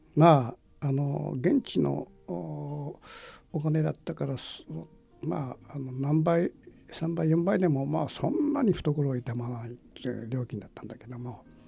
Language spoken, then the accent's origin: Japanese; Japan; 「お前どこから来たか」みたいなことで「ジャパニー」って言った